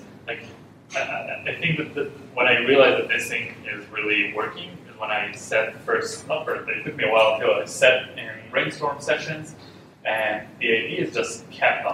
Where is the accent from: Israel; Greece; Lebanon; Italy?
Israel; moved away; I'm from Israel, and we have this culture in Israel